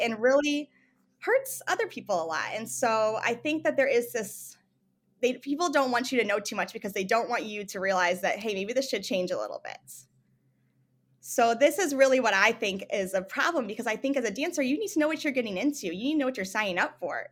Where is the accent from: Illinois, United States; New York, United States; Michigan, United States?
Michigan, United States; moved away as an adult; also born or lived in Tucson, Arizona / Missouri; I grew up in Michigan